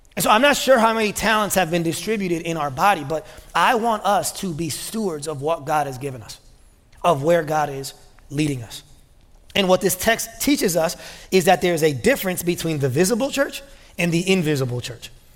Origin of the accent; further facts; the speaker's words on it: United States; being American